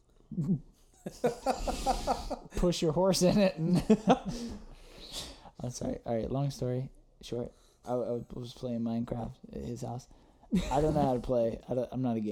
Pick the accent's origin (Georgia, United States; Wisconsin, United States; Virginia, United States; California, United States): Georgia, United States; Toccoa; with all of us growing up in Tocoa